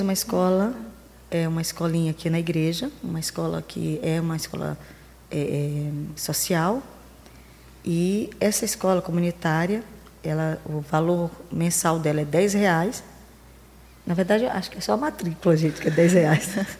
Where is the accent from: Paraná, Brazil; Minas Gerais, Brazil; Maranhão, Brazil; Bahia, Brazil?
Maranhão, Brazil; interior of; eu sou do interior do Maranhão